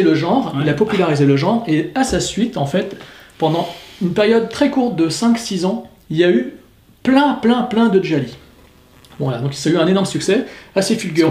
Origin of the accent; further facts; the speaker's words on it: France; Chez nous en France